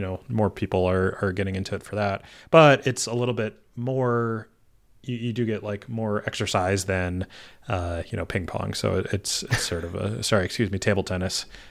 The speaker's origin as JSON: {"language": "English", "region": "Michigan", "country": "United States", "tie": "born or raised there", "said": "I was born in Michigan"}